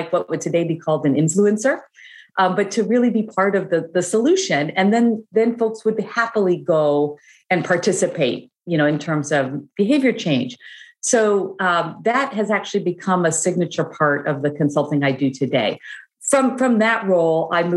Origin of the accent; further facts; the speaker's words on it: United States; also born or lived in Chicago / Brussels, Belgium; growing up in the United States